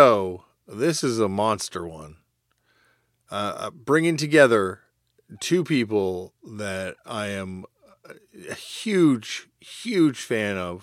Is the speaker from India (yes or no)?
no; Canada; I say this as a Canadian